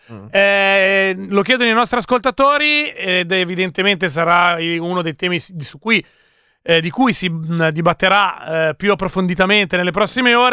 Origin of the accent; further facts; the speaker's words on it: Piacenza, Emilia-Romagna, Italy; Ragazzi, senza offesa, ma da Piacentino posso dire fortunatamente non sono lombardo.